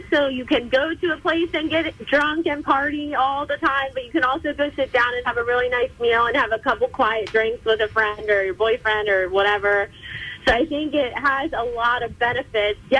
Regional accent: Maryland, United States; I grew up in Maryland. I have been going there for many, many years with my family

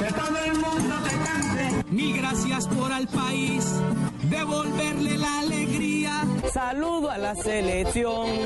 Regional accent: Colombia; Me siento orgullosa de ser colombiana.

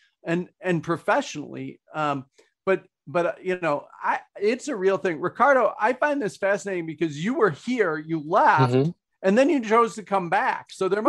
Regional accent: Minnesota, United States; I've been accused of not being very Minnesotan because I'm a Scandinavian who says what I think now and then.

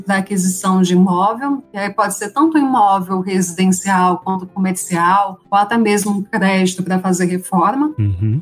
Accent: Arujá, São Paulo, Brazil; eu sou aqui de São Paulo, né? Minha família é de Arujá, uma uhum. cidade aqui da Grande São Paulo

